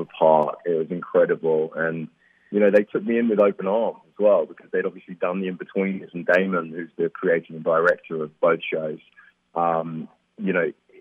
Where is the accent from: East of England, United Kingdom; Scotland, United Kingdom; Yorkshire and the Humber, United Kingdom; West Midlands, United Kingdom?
East of England, United Kingdom; Stevenage; moved away; I grew up there, I had a great childhood